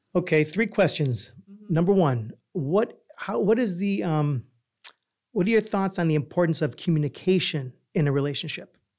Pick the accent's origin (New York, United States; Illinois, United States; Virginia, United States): New York, United States; moved away; also born or lived in Chicago; I'm originally from New York